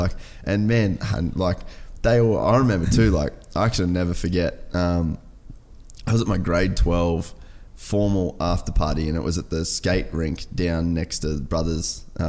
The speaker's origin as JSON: {"language": "English", "town": "Cairns", "region": "Queensland", "country": "Australia", "tie": "born or raised there", "said": "growing up in Cairns"}